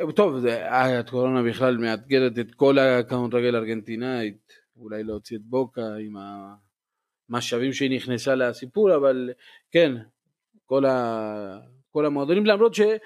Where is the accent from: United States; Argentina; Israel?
Argentina; moved away